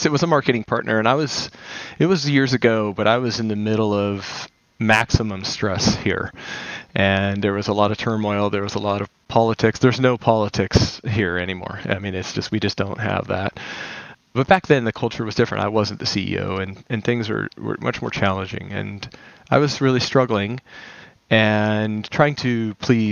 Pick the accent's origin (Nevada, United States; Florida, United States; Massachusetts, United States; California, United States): Nevada, United States; Las Vegas; I grew up in Las Vegas